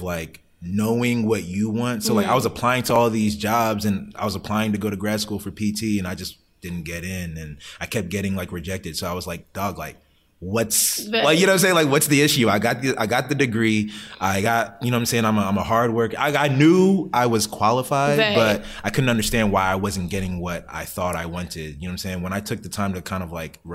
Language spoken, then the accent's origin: English; Maryland, United States; also born or lived in Hampton, Virginia; I'm from Maryland